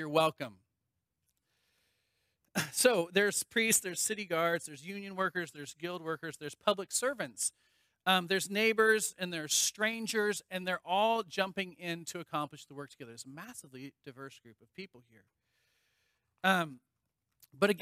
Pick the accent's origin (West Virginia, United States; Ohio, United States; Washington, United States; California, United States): Washington, United States; Vashon Island; now in Pennsylvania, United States; I grew up on Vashon Island in Washington